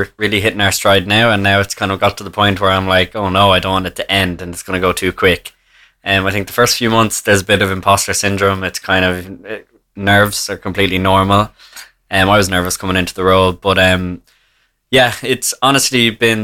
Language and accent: English; Naas, Leinster, Ireland; I'm from Naas, County Kildare